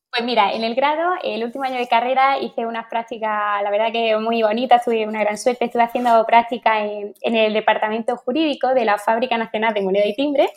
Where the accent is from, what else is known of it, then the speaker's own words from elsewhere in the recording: Berja, Andalusia, Spain; also born or lived in Madrid; de Berja, de mi pueblo